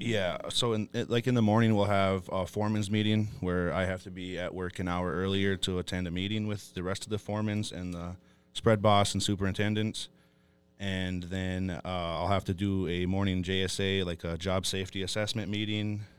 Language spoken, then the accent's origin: English; Fond du Lac Reservation, Minnesota, United States; I was born and raised on Fond du Lac